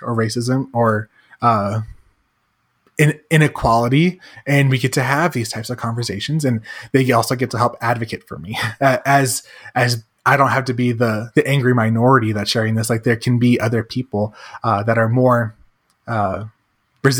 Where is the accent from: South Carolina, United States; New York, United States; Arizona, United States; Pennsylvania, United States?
Arizona, United States; also born or lived in Iowa; we didn't really go to church when I was in, growing up in Arizona